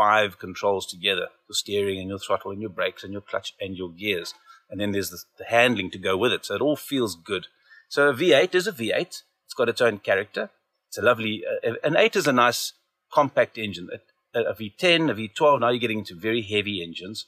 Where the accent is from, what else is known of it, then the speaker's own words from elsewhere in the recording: Zimbabwe; now in Cape Town, South Africa; I grew up in Zimbabwe, eventually ended up in Cape Town